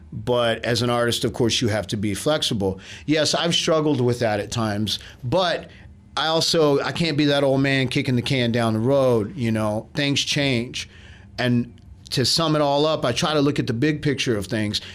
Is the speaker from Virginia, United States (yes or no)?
no; Austin, Texas, United States; I'm from Austin. I grew up here